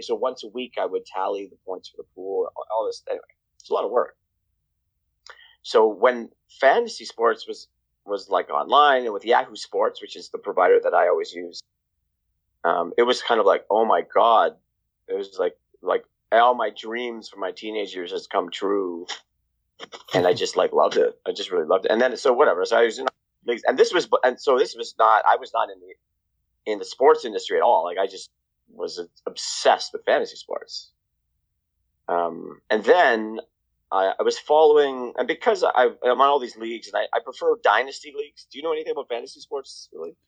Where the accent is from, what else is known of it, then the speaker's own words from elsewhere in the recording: Toronto, Ontario, Canada; also born or lived in Bahamas / London, Ontario; I grew up in Toronto. I mean, I was born in Toronto, and then we moved to the Bahamas.